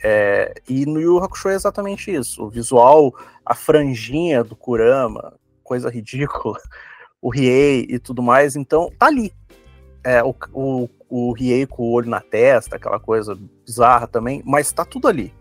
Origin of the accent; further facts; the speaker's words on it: Curitiba, Paraná, Brazil; a gente é de Curitiba